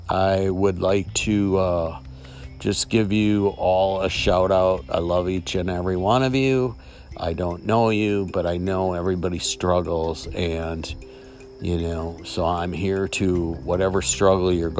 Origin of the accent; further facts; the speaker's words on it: Milwaukee, Wisconsin, United States; my hometown, where I drive by the State Fair Park